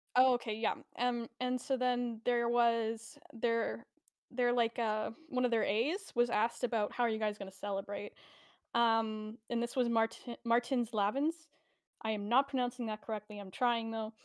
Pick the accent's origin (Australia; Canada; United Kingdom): Canada; I am Canadian